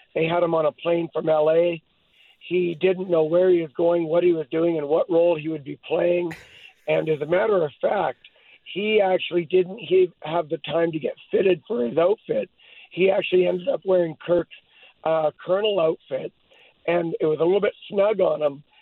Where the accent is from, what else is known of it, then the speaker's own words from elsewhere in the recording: Hope, British Columbia, Canada; I was born in Hope